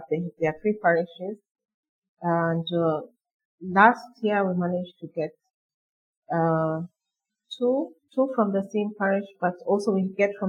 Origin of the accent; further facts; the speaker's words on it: Nairobi, Kenya; I live in Nairobi. I grew up in Nairobi.